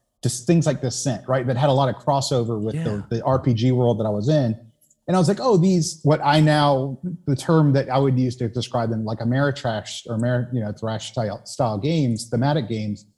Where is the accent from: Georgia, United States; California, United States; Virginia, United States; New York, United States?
Georgia, United States; Savannah; moved away as an adult; I was born in Savannah, Georgia, so southeastern, part of the U.S. I grew up there, left when I was 18